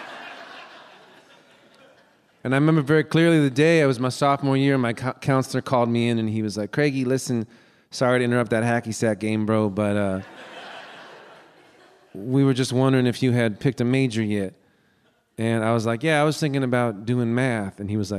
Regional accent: Los Angeles, California, United States; also born or lived in Santa Cruz; I was born in Los Angeles, then I lived in Santa Cruz

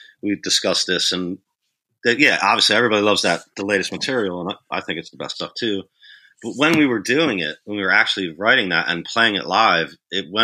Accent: Morristown, New Jersey, United States; I was born, I was raised in Morristown, New Jersey. It's like South Jersey

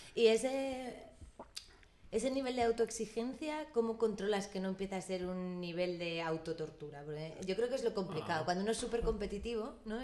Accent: Madrid, Community of Madrid, Spain; yo soy madrileña

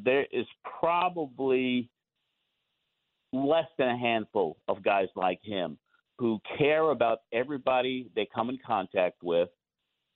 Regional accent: Long Island, New York, United States; We're both from Long Island

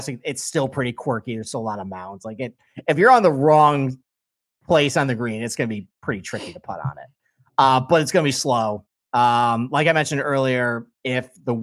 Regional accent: Rochester, New York, United States; accent: Rochester, nasally; That's basically a Rochester accent.

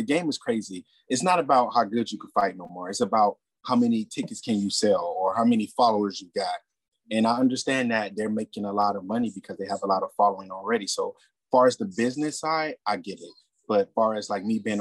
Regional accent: Bahamas; I'm actually from the Bahamas

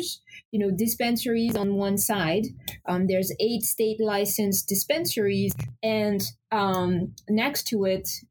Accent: France; moved away as an adult; also born or lived in Paris, France; now in Portland, United States; I'm originally from France and I live in Maine now for 18 years. Relocated from Paris, France to Portland, Maine.

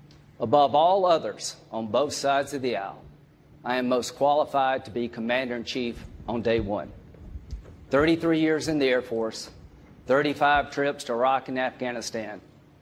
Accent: South Carolina, United States; from South Carolina, in case you can't tell.

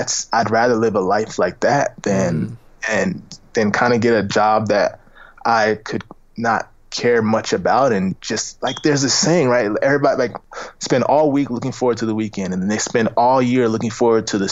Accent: Tampa, Florida, United States; now in Los Angeles, United States; I'm from Tampa, Florida, and we're nowhere near

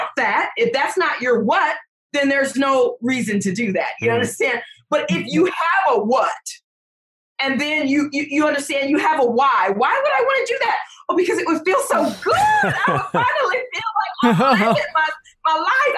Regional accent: Detroit, Michigan, United States; I'm from Detroit.

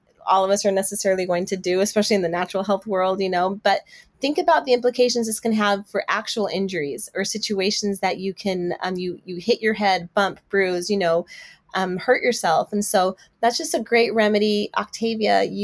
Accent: Brazil; now in Texas, United States; I'm also from Brazil.

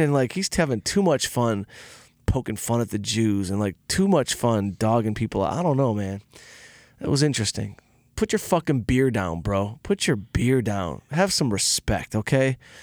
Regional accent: outside Detroit, Michigan, United States; I had a, a band of misfit crew members growing up outside Detroit

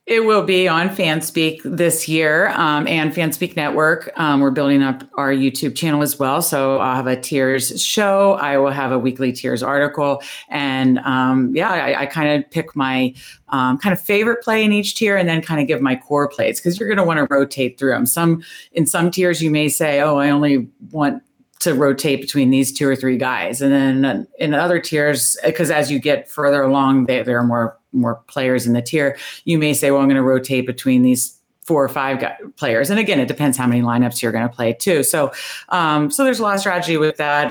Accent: Northern Virginia, United States; moved away as an adult; now in Baltimore, United States; I grew up in Northern Virginia

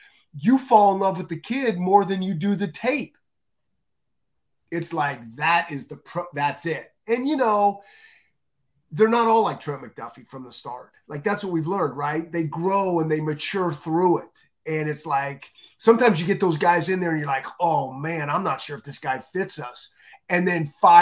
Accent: the West, United States; growing up in the West

